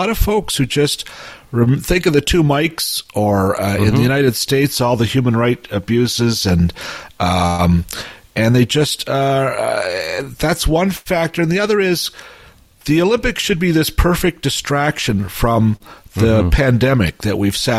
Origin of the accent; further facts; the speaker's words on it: Toronto, Ontario, Canada; my past growing up in Etobicoke